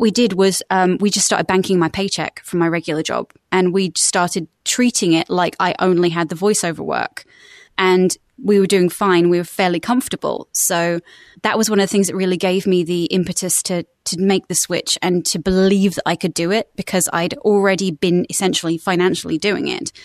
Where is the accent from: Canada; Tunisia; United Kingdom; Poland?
United Kingdom; West Sussex, South East England; accent: British; moved away as an adult; now in United States; I'm originally from West Sussex in the United Kingdom, um, and then when I was eighteen, I decided to move to America for six months, and I've now been here for sixteen years.